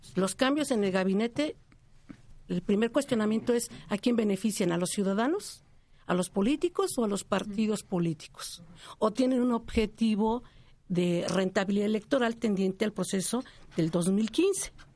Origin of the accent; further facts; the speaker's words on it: Tlalnepantla, State of Mexico, Mexico; nací en el Estado de México, vivo en Tlanepantla toda mi vida